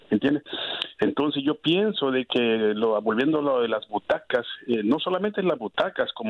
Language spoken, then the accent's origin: Spanish; San Salvador, El Salvador; yo, soy salvadoreño, sí. de San Salvador